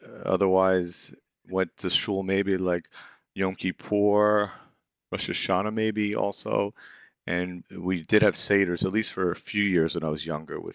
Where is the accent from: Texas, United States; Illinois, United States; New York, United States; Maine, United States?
New York, United States; White Plains; I was born and raised in Westchester County, White Plains, New York, secular, basically American household. Went to public school, the White Plains District.